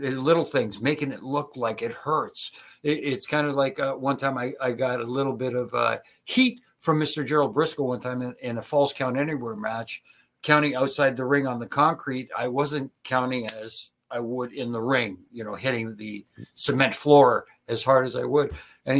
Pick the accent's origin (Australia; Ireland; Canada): Canada; Toronto, Ontario; here in Toronto, in my hometown.